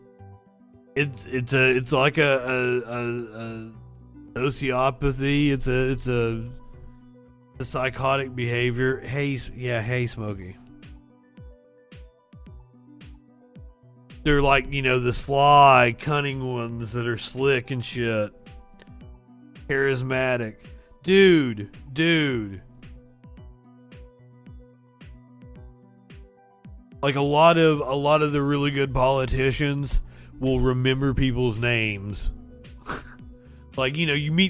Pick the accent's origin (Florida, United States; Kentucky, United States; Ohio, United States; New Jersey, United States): Kentucky, United States; Eastern; I'm from Eastern Kentucky. I was doing local news